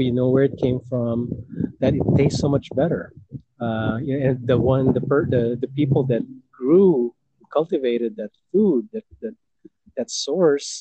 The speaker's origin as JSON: {"language": "English", "country": "Philippines", "tie": "born or raised there", "moved": "yes", "said": "when I was growing up in the Philippines, I remember eating the sweetness of tomatoes that we used to have in our backyard garden"}